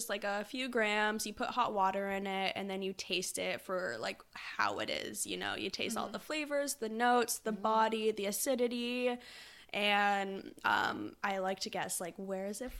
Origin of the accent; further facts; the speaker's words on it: Sooke, British Columbia, Canada; moved away; I'm from the island